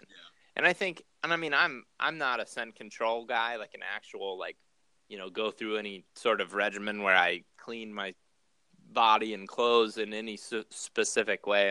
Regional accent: Ohio, United States; now in Iowa, United States; when I was growing up in Ohio

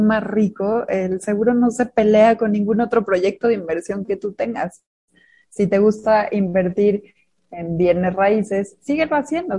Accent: Mexico; Somos mujeres mexicanas

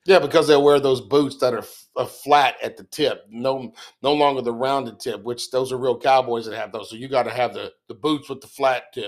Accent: Texas, United States; I'm born and raised in Texas

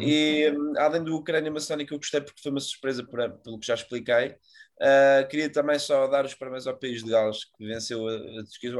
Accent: Portugal; nós como bons tugas

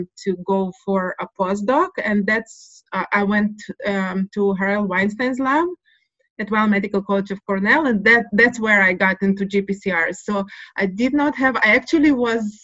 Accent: Russia; now in Jerusalem, Israel; I was born in Russia. So the Soviet upbringing is very clear

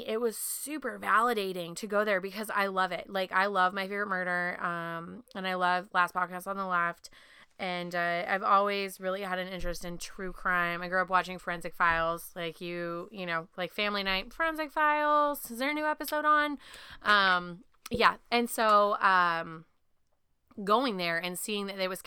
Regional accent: Pacific Northwest, United States; I'm from the Pacific Northwest

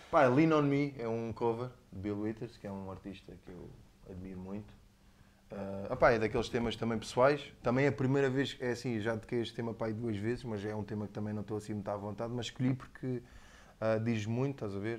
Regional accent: Almancil, Algarve, Portugal; also born or lived in Lisbon / Faro; sou, sou de Lisboa, mas basicamente vim para cá da puto, há 5 ou 6 anos. Uh, praticamente só, só nasci lá, sou, sou, sou praticamente algarvio

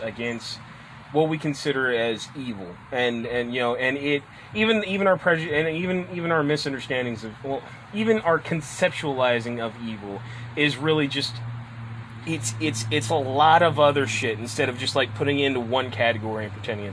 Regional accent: Washington, United States; when people do ask me where I'm from, I say Washington, the state

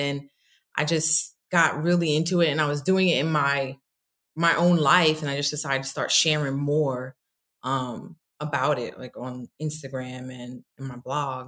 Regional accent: New York, United States; moved away as an adult; also born or lived in Stamford, Connecticut; now in Atlanta, United States; I'm from New York

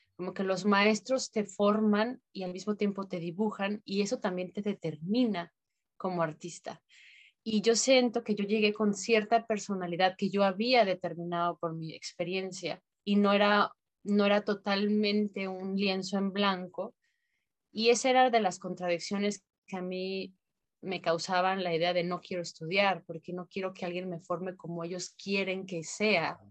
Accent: Guadalajara, Jalisco, Mexico; moved away as an adult; also born or lived in Mazatlán, Sinaloa; now in Tijuana, Mexico; en Guadalajara, donde yo nací, había una donde había secundaria.

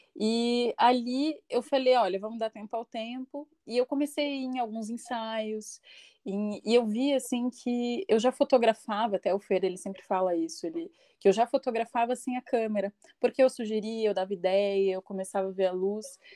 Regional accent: Curitiba, Paraná, Brazil; sou curitibana, nascida e criada aqui, curitiboca

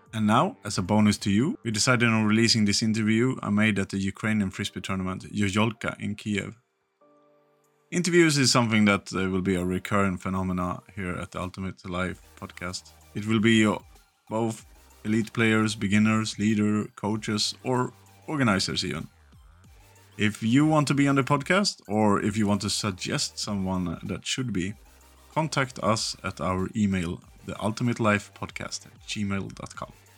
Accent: Sweden; I come from Sweden as well

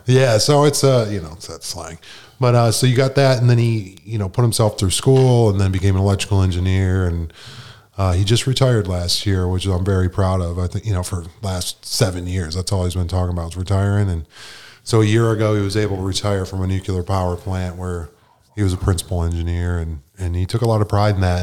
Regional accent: Buffalo, New York, United States; moved away as an adult; I grew up in Buffalo, New York

